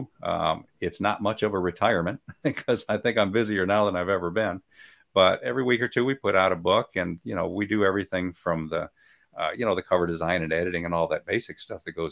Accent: Michigan, United States; now in Guntersville, United States; I'm from Michigan

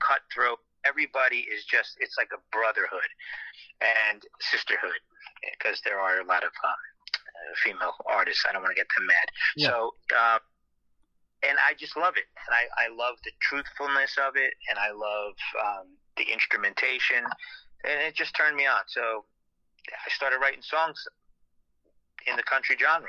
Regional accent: Somerset County, New Jersey, United States; I am from New Jersey. I'm from Somerset County, New Jersey

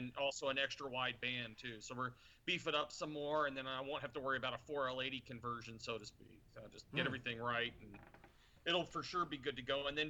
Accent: East Coast, United States; So I grew up on the East Coast, and generally in the summer, water tends to be like.

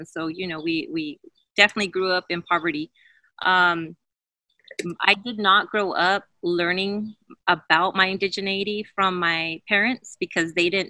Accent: Santa Maria, California, United States; I was born and raised in Santa Maria, California. It's on traditional Chumash territory. And I was raised by immigrant parents. We were a farm working family in Los Campos de Santa Maria, picking strawberries

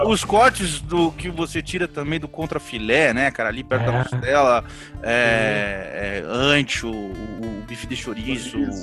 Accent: Paraná, Brazil; moved away; Eu, eu, eu sou do Paraná

